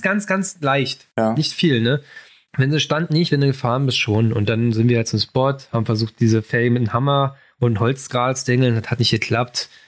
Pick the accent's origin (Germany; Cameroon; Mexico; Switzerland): Germany; Berlin; ich komme aus Berlin